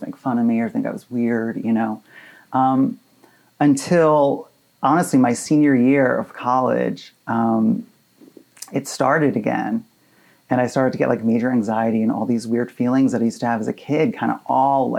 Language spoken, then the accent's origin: English; Hoboken, New Jersey, United States; I was born in Hoboken, New Jersey. So I'm from, I'm a Jersey boy.